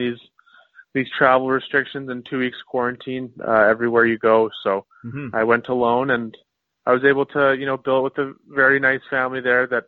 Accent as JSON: {"language": "English", "town": "Winnipeg", "region": "Manitoba", "country": "Canada", "tie": "born or raised there", "said": "playing in my hometown"}